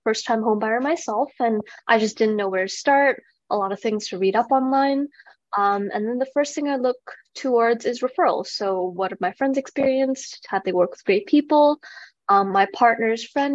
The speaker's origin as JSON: {"language": "English", "town": "Vancouver", "region": "British Columbia", "country": "Canada", "moved": "as an adult", "lives_now": "Calgary, Canada", "said": "I'm originally from Vancouver"}